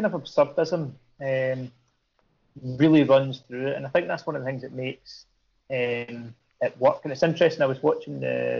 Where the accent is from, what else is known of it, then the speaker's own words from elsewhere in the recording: Ayrshire, Scotland, United Kingdom; There wasn't any comic shops down where I was. I grew up in Ayrshire